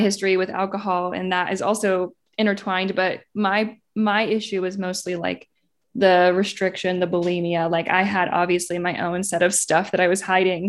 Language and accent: English; Indiana, United States; moved away as an adult; now in Los Angeles, United States; I grew up in Indiana, went to I U